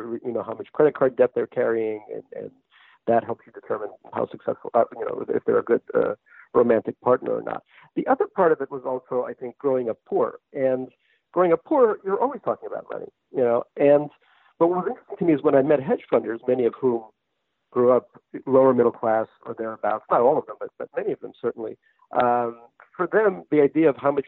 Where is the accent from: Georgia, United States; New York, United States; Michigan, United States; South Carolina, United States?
New York, United States; New York City; also born or lived in Russia; I grew up in New York